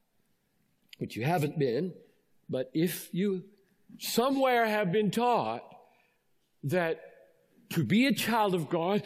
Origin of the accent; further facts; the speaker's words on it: Greenville, South Carolina, United States; I grew up in Greenville, South Carolina